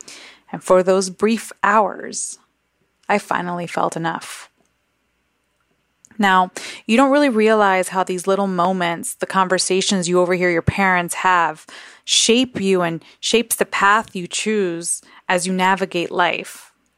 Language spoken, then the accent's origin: English; New York City, New York, United States; So I was raised in the South Bronx, where the majority of its population was English-speaking Puerto Ricans or Afro-Dominicans, and I was a total anomaly.